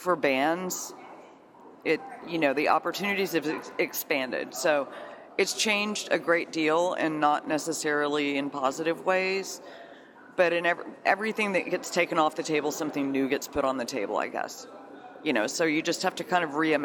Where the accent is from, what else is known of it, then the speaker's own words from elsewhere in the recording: Austin, Texas, United States; I'm actually from Austin, and I started my career here in concert promotion when I was about 18